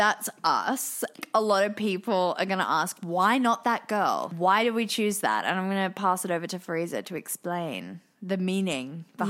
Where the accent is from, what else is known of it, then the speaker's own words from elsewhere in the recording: Australia; Well, yes, I'm from Australia